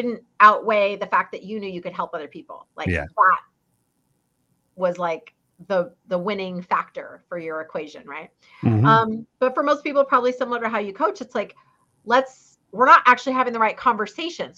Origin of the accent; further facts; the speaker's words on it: Fairbanks, Alaska, United States; now in Orange County, California, United States; I grew up in Fairbanks, Alaska, a little far away from here, Orange County, California